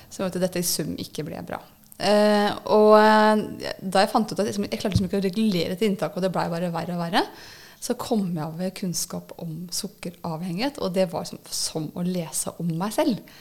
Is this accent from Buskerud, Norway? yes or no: no; Nittedal, Akershus, Norway; moved away as an adult; jeg er opprinnelig fra Nittedal